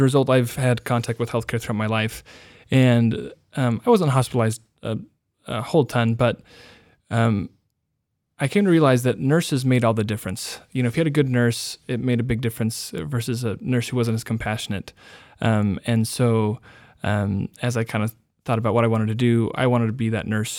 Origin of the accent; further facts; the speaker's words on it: Tucson, Arizona, United States; also born or lived in Cache Valley, Utah / St. David, Arizona; now in Utah, United States; I was born in Arizona, moved to Cache Valley when I was a kid, and then back to Arizona when I was 11. So I kind of claim Arizona as home. That's where I went to middle school and high school